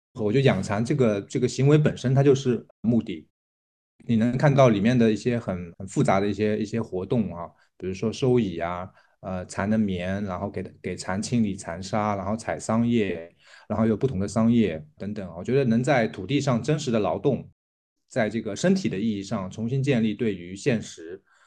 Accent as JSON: {"language": "Chinese", "town": "Jiaxing", "region": "Zhejiang", "country": "China", "said": "来自浙江嘉兴。我们的机构叫梅和鱼啊，我们主要是养蚕，然后做传统的蚕丝被"}